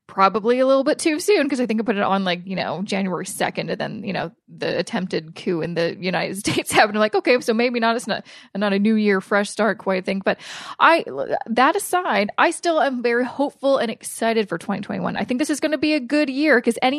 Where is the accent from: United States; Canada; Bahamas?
Canada; as a Canadian